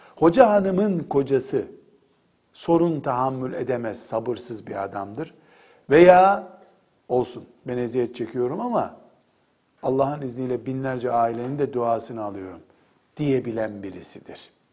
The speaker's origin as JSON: {"language": "Turkish", "region": "Black Sea Region", "country": "Turkey", "said": "Bizim köyümüzde benim akrabalarımdan bir hanım teyze vardı."}